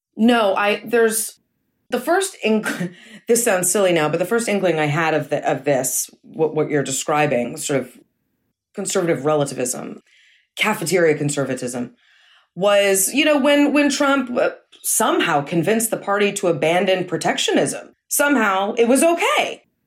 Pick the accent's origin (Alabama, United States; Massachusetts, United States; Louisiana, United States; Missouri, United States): Massachusetts, United States; moved away; also born or lived in New York City; I grew up in Massachusetts